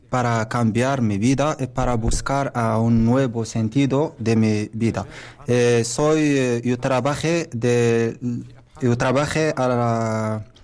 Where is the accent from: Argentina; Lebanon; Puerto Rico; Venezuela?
Lebanon; Spanish is a second language; moved away as an adult; now in Spain; soy de Líbano, tengo 38 años. Estoy aquí eh, como inmigrante.